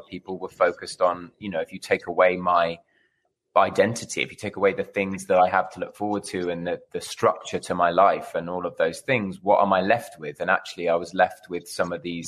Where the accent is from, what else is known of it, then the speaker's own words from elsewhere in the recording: United Kingdom; now in Los Angeles, United States; I'm a Brit in L.A.